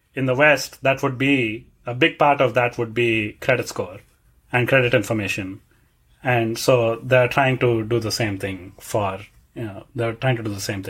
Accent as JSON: {"language": "English", "country": "India", "moved": "yes", "said": "I am from India and we usually don't have such a strong standardized, you know, like nationwide system"}